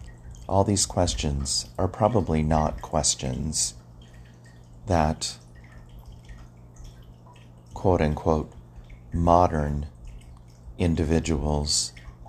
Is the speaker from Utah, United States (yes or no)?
no; Hawaii, United States; when I was growing up in Hawaii on the island of Oahu, living in Navy housing, when we heard the sirens go off.